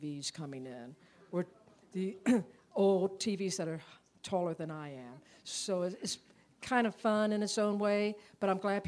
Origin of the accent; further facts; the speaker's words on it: Tampa, Florida, United States; now in Kansas, United States; I'm from Tampa, Florida